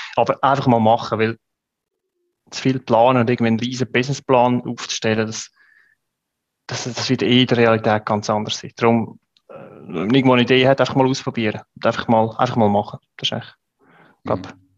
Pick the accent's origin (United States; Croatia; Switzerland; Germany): Switzerland; als Schweizer